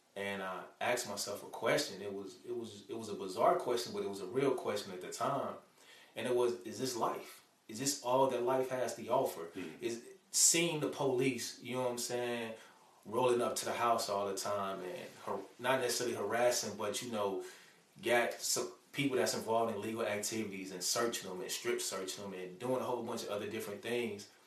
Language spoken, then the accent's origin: English; Chicago, Illinois, United States; moved away as an adult; now in Alabama, United States; when I was growing up in Chicago, man, I grew up in the ghetto